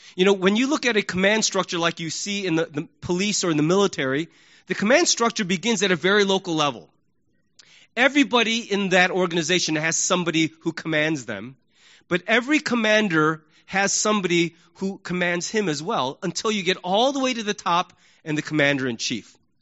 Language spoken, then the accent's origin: English; United States; we Americans